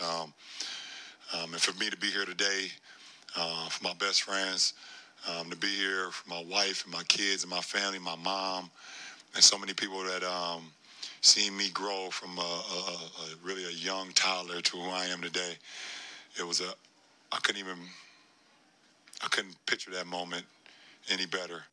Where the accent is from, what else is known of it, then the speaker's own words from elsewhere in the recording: Akron, Ohio, United States; moved away; where I grew up here in Akron, Ohio